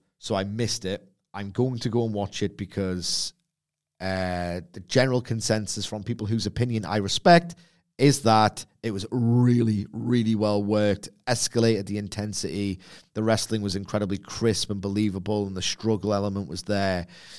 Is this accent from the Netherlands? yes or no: no; United Kingdom; Try being British.